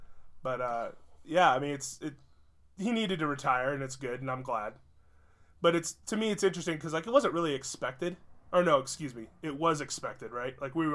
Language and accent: English; Indiana, United States; I'm from Indiana